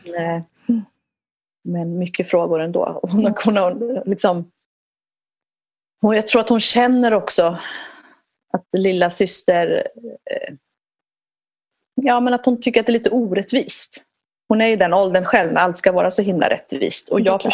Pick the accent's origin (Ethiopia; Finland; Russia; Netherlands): Ethiopia; moved away; jag är född i Etiopien.